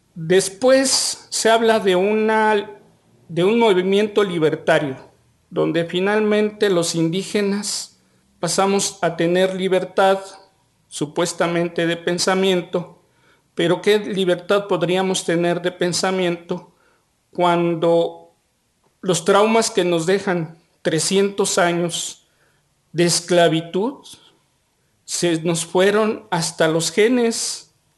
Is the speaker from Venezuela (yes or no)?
no; Xochimilco, Mexico City, Mexico; Nosotros venimos de la tierra, somos los herederos de quienes construyeron las chinampas